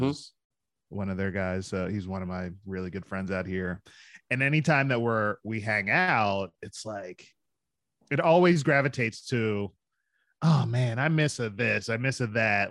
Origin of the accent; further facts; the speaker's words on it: Philadelphia, Pennsylvania, United States; moved away; I'm from Philadelphia